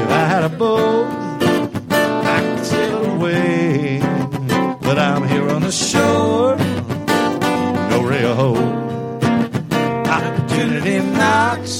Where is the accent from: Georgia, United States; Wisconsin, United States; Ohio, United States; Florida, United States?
Florida, United States; Clearwater; also born or lived in Nashville, Tennessee; now in Tampa Bay, United States; I was actually raised in Clearwater. I grew up around the Tampa Bay area, but when I was 22, I moved off to Nashville and I lived up there for 20 years